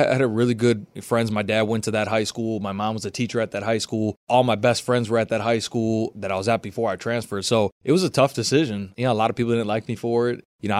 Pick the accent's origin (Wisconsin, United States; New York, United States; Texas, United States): Wisconsin, United States; Racine; Growing up in the state of Wisconsin, it's Badger football.